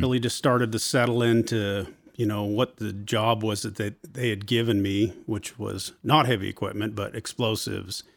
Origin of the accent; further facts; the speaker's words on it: Port Angeles, Washington, United States; I grew up in Port Angeles